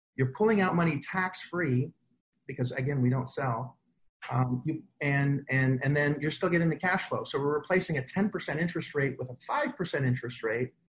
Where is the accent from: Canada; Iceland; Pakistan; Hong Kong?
Canada; now in United States; I'm Canadian